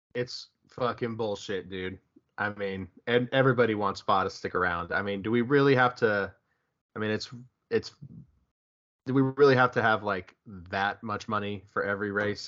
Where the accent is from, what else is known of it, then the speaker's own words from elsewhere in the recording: United States; I'm also American